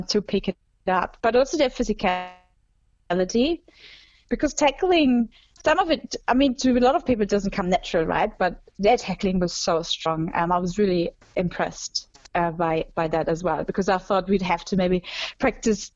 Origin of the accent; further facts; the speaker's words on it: Germany; my home country that I'm obviously also have a strong connection